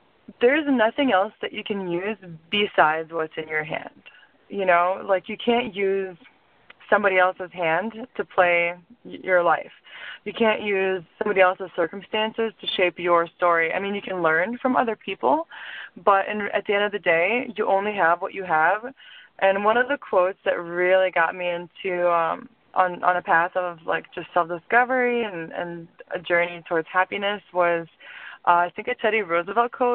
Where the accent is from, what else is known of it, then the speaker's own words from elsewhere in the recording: Lithuania; also born or lived in suburbs of Chicago, United States / New York, United States; now in Chicago, United States; So originally, I was born in Lithuania. And I moved to the suburbs of Chicago in, 2003, around May. And I, went to high school there.